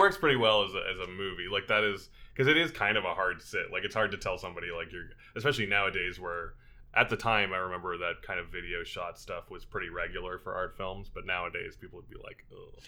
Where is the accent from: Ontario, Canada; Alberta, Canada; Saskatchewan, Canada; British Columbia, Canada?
Alberta, Canada; Edmonton; growing up in Edmonton we had a few more theaters